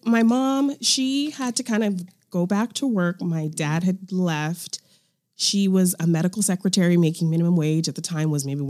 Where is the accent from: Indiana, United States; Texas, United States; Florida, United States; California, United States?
California, United States; Fresno; Fresno, California.